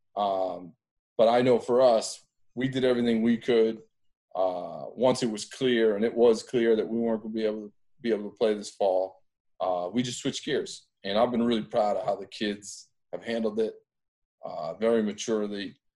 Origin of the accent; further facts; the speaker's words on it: Andover, Massachusetts, United States; I grew up in Andover, Mass